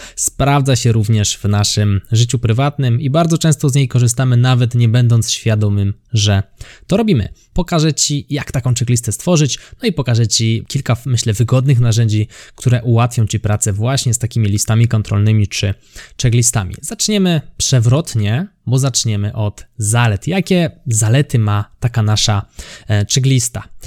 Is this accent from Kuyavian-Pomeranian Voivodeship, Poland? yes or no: no; near Kraków, Lesser Poland, Poland; ja jestem spod Krakowa